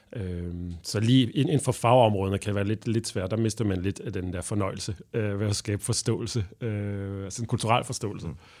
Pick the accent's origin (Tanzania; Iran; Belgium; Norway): Belgium; Danish is a second language; moved away as an adult; now in Denmark; jeg er belgier oprindeligt, og, øh, og jeg flyttede til Danmark sådan helt tilfældigt.